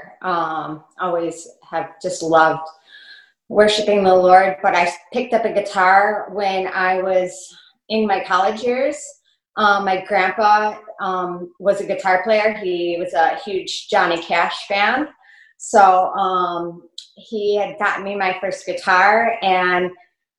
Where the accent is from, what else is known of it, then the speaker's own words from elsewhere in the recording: Buffalo, New York, United States; I grew up right here in Buffalo